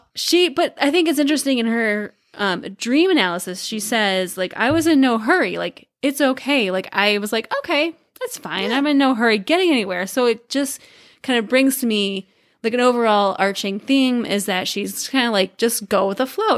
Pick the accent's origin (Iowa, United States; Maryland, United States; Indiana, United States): Iowa, United States; we grew up in Iowa